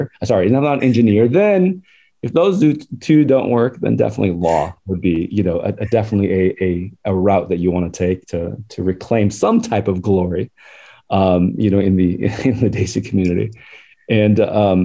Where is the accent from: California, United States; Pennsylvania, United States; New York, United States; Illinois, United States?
California, United States; Southern; born or raised there; also born or lived in Faisalabad, Pakistan